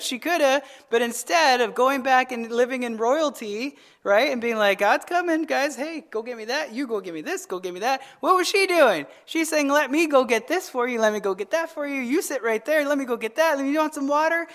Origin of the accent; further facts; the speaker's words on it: Arizona, United States; I'm from Arizona.